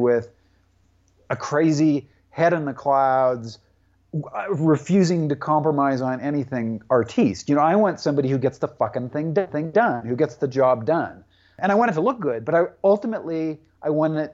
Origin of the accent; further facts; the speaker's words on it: Tacoma, Washington, United States; my hometown of Tacoma, Washington